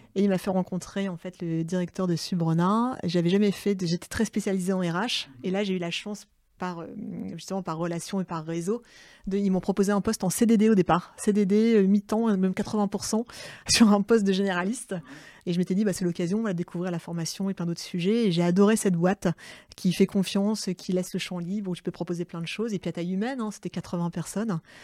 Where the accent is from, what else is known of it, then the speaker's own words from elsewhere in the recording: Saint-Josse, Hauts-de-France, France; moved away; j'ai grandi à Saint-Josse